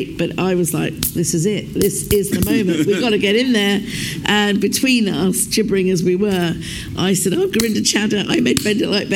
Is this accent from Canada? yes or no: no; United Kingdom; we thought we were the only Asians in the United Kingdom